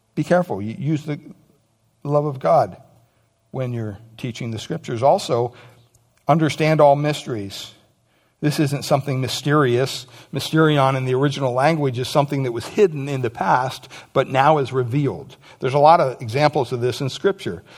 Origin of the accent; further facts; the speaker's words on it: United States; Growing up in America